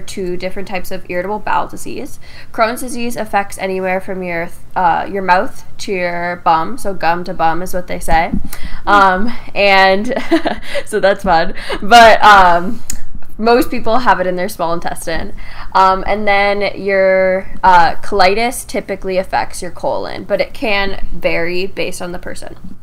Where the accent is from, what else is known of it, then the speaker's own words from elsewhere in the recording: Windsor, Ontario, Canada; I am from Windsor, Ontario, like you are. I live with my two parents